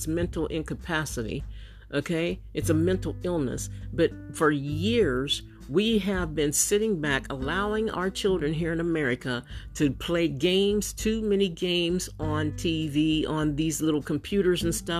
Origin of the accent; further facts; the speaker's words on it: Pennsylvania, United States; I'm from Pennsylvania